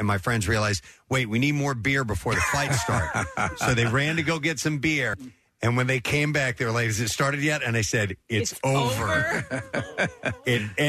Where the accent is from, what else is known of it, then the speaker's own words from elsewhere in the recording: St. Louis, Missouri, United States; I grew up in St. Louis.